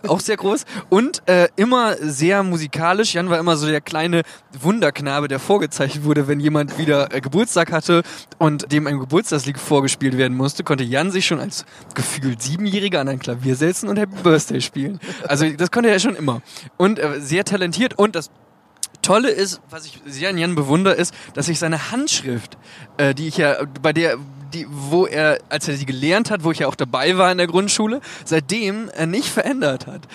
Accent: Hagen, Germany; also born or lived in Osnabrück; hier in, in Hagen, wo wir herkommen

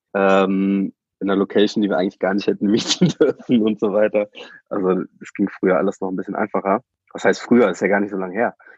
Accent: Germany; komme eher so von einem Dorf, irgendwie 1300 Mann ähm, und war dann zwar in meiner Jugend immer in Bonn und Köln unterwegs

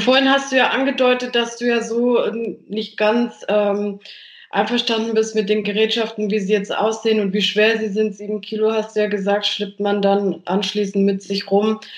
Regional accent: Germany; bei uns in Deutschland

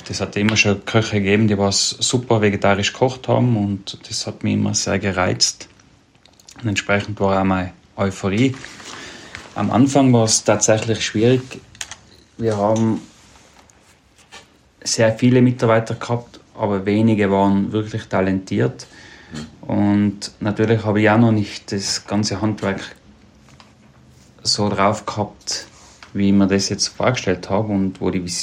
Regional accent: Tyrol, Austria; wenn ich als Tiroler dickes Fell habe, ist mir sehr vieles dann doch sehr nahe gegangen.

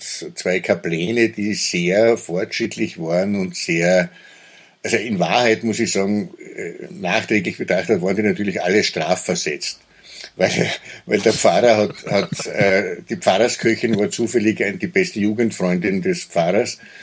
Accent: Köflach, Styria, Austria; in meiner Heimatstadt Köflach, das ist so eine äh, Industriestadt gewesen

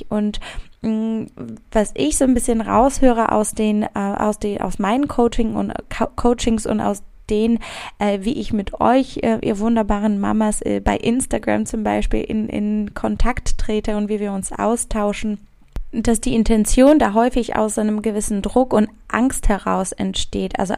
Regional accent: Szczecin, West Pomeranian Voivodeship, Poland; Also ich komme ursprünglich aus Stettin

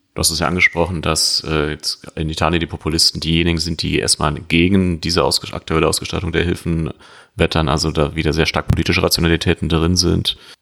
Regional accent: Germany; uns als Deutsche

